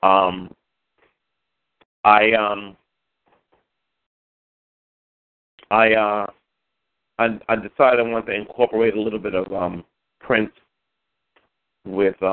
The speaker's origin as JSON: {"language": "English", "town": "New York City", "region": "New York", "country": "United States", "tie": "born or raised there", "said": "I was born in Queens, Jamaica. Queens"}